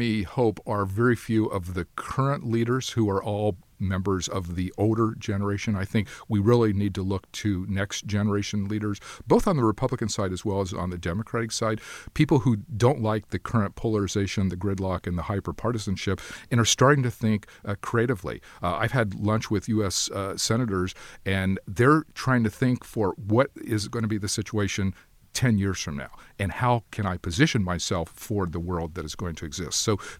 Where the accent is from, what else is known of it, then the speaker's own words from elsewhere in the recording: Ohio, United States; my mother worked at the university, Miami University of Ohio, where I grew up, because I grew up outside of Cincinnati.